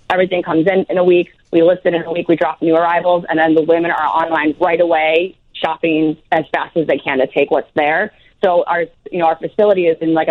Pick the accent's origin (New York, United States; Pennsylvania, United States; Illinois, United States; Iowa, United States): Illinois, United States; Chicago; I'm actually from Chicago. I'm from the Chicagoland area